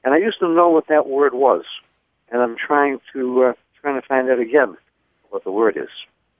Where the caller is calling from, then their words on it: Escondido, California, United States; I'm calling from Escondido, California.